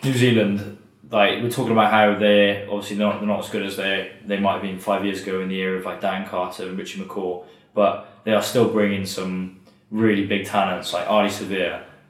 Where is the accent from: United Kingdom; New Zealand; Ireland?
United Kingdom; England; English as well.